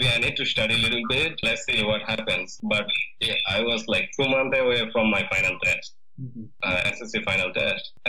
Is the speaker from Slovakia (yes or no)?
no; Mymensingh Division, Bangladesh; moved away as an adult; now in United States; I born and raised in a countryside which is 20 kilometers away from my Mansingh town